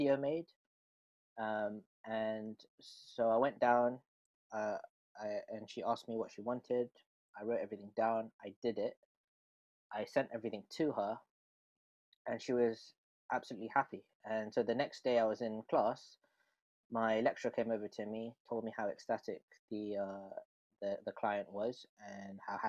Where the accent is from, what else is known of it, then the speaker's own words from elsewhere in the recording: London, United Kingdom; So I come from Northwest London. I live around North Holt.